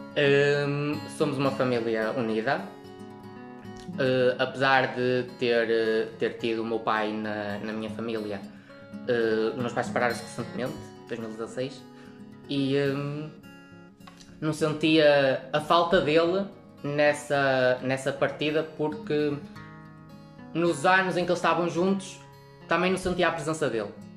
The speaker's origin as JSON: {"language": "Portuguese", "town": "Lagares", "country": "Portugal", "also_born_or_lived": "Pombeiro", "said": "sou de Lagares, mas estou no Centro Local de Pombeiro"}